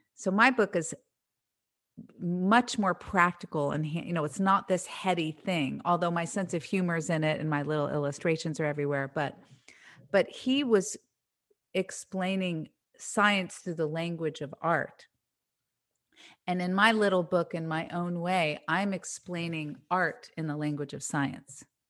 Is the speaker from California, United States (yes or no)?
yes; Marin County, California, United States; that era of my life that I grew up in in Marin County in the seventies